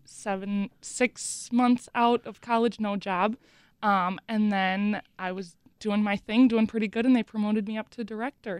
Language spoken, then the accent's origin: English; Mukwonago, Wisconsin, United States; I grew up in McGuanago, went to McGuanago High School